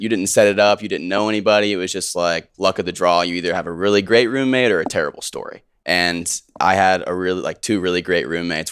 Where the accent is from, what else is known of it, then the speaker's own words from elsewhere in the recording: Houston, Texas, United States; also born or lived in Richmond, Virginia; now in Austin, United States; I grew up in Richmond, Virginia. Grew up there till I was eight. My dad got a job in oil in Houston, so we moved to Houston. And then I lived there until I went to college.